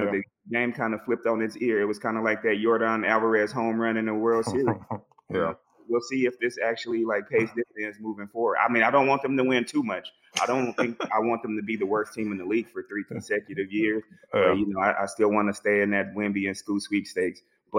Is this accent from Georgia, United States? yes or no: yes; Atlanta, Georgia, United States; I'm actually from Atlanta.